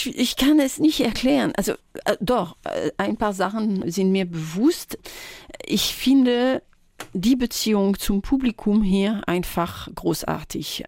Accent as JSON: {"language": "German", "area": "village near Tours", "region": "Centre-Val de Loire", "country": "France", "tie": "born or raised there", "second_language": "German", "moved": "yes", "said": "ich bin äh, nicht in Tours direkt aufgewachsen. Ich bin auf dem Dorf äh, in, der Nähe"}